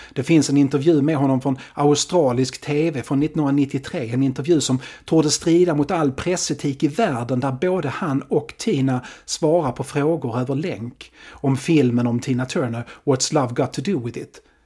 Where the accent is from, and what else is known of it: Sweden